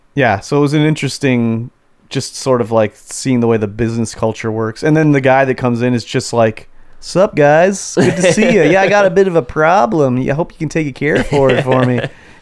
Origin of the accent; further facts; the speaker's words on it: Canada; being a Canadian.